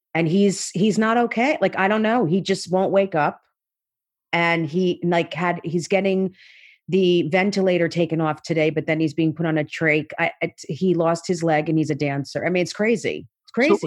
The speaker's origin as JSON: {"language": "English", "town": "South Orange", "region": "New Jersey", "country": "United States", "tie": "born or raised there", "said": "I grew up in South Orange, New Jersey"}